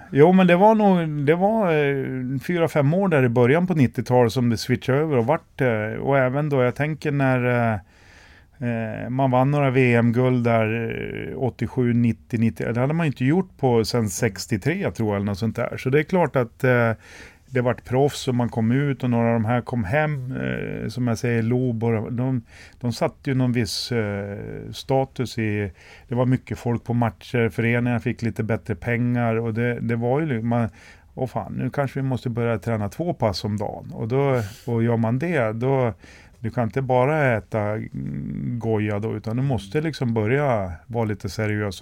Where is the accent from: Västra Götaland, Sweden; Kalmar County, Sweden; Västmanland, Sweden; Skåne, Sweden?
Västmanland, Sweden; Västerås; jag är också född här i Västerås och har ju alltid stått på läktaren och tittat på alla kvalmatcher